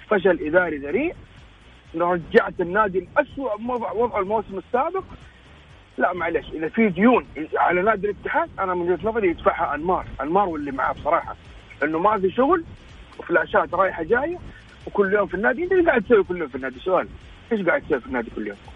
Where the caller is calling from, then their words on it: Jeddah, Makkah Province, Saudi Arabia; مشجع هلالي من جده